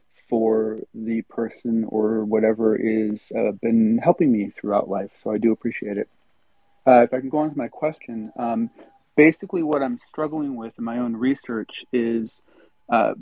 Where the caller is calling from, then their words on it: Bay Area, California, United States; I am calling in from California, from the Bay Area.